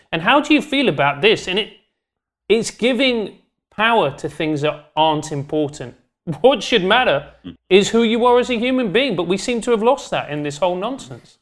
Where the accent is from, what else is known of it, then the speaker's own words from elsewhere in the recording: London, United Kingdom; I grew up in South London